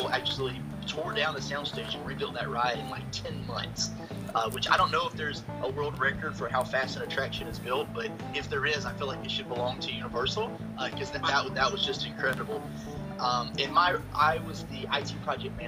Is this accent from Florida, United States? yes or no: yes; Wewahitchka, Florida, United States; moved away as an adult; now in Orlando, United States; I grew up in the Panhandle. I'm from a little town called Wewahicha